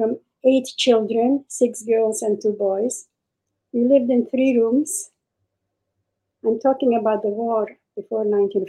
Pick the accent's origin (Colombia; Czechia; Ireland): Czechia; I was born in Czechoslovakia. And we had a great life with the Czech government. We lived in a village. We didn't have more than maybe 500 Jews in the village.